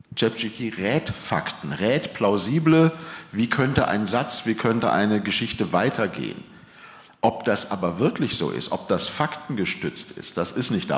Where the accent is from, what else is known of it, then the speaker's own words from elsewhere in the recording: Germany; sind wir Deutsche